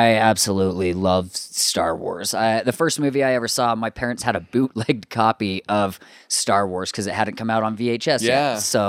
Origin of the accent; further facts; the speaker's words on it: Ogden, Utah, United States; Yeah, up in Ogden, though, because I grew up in Ogden.